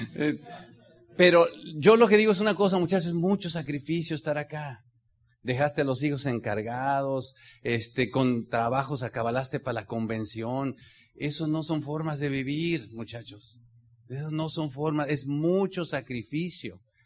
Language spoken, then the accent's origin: Spanish; Mexico; como mexicano